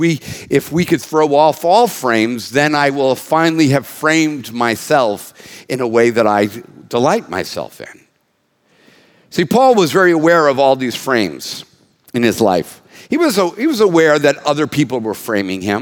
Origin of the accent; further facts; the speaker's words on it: United States; an American that's been around since 1959